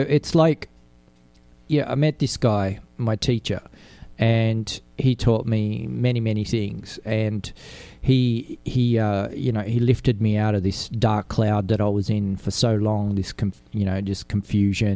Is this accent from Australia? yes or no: yes; Sydney, New South Wales, Australia; I was an Italian growing up in Australia with a different culture